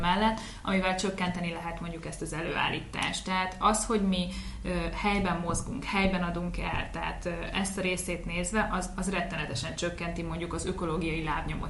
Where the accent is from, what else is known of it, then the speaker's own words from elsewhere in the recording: Veszprém, Veszprém County, Hungary; moved away as an adult; also born or lived in Budapest; osztálytársak voltunk itt Veszprémbe, a Betési Albert hmm. gimnáziumba